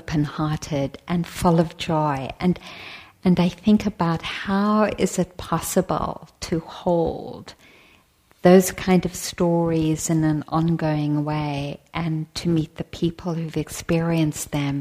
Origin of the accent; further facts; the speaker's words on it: South Africa; moved away; I was born in South Africa